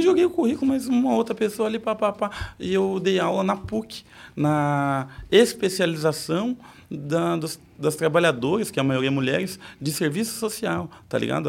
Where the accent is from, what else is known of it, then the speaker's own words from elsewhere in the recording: Sorocaba, São Paulo, Brazil; Eu nasci em Sorocaba